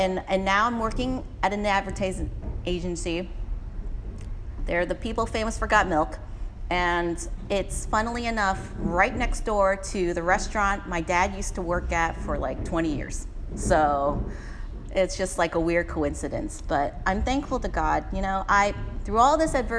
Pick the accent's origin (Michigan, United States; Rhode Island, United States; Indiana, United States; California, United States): California, United States; San Francisco; Garson and I grew up in the Richmond